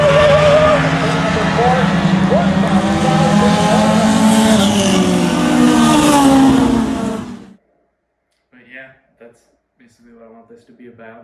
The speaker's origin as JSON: {"language": "English", "region": "New York", "country": "United States", "tie": "born or raised there", "also_born_or_lived": "Texas", "moved": "as an adult", "said": "I'm originally from New York. So I grew up racing four cylinders there"}